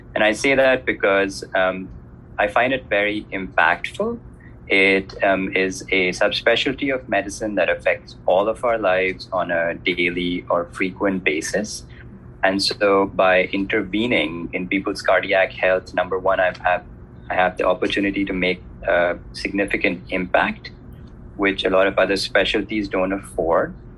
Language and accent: English; India; moved away; So I'm originally from India, which you obviously know is a developing country